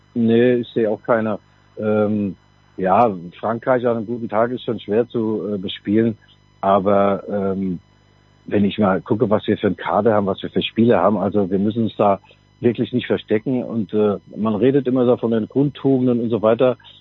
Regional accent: Mainz, Rhineland-Palatinate, Germany; Wir Mainzer, ich rede jetzt mal als Mainzer

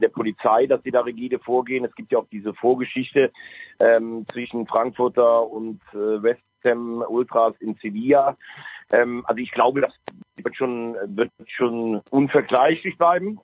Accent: Styria, Austria

